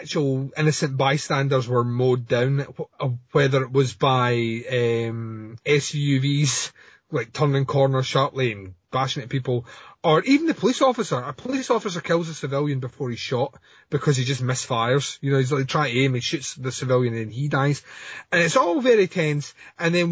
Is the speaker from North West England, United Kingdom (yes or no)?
no; Scotland, United Kingdom; I'm Scottish. We're all sarcastic here